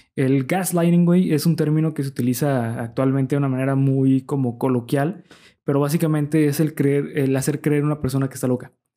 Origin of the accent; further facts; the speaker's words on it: Mexico; nosotros como mexicanos